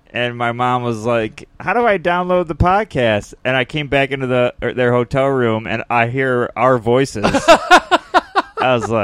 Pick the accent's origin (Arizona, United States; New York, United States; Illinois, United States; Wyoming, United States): New York, United States; Liverpool; born or raised there; moved away